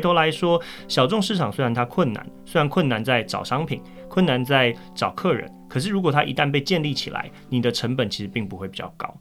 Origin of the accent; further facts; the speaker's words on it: Taipei, Taiwan; 我自己本身也是士林夜市长大的，我跟确实不太一样，我自己本身不是业者，但是我因为，呃，地利之便住在那个附近